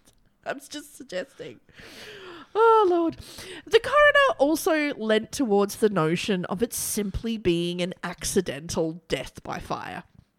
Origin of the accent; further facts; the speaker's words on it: Boston, Massachusetts, United States; I'm from Boston.